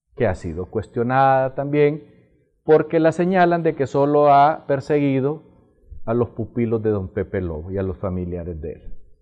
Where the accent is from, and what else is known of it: Honduras